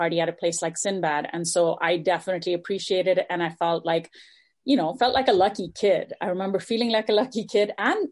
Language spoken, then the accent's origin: English; Dubai, United Arab Emirates; now in Los Angeles, United States; growing up in Dubai in the 80s